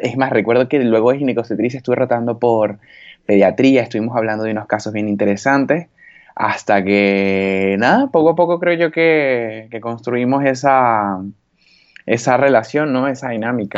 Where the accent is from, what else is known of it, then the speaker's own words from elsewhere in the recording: Valencia, Carabobo, Venezuela; moved away as an adult; now in Spain; yo soy valenciano de nacimiento, pero mi mamá es gocha y mi papá es oriental